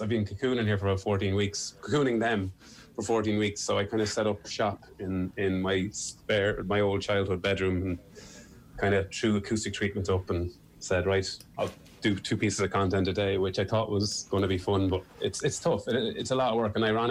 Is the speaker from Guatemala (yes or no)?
no; Irish Midlands, Ireland; accent: Irish Midlands; The Midlands accent is always seen as the kind of, it's okay, I don't mind it, but it's certainly not the lilt of a Cork accent or a Kerry or Dublin accent. Our accent is kind of... You know, the Niall Horan, Michael O'Leary kind of area.